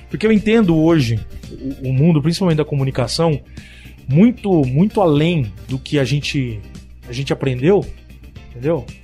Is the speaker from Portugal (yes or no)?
no; Paraguay; Eu sou descendente de oriental. Eu sou, eu sou japonês do Paraguai